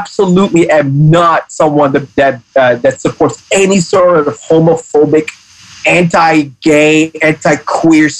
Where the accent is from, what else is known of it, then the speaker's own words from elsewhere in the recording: Hong Kong; me being a minority in Hong Kong, I'm Pakistani. So me growing up in Hong Kong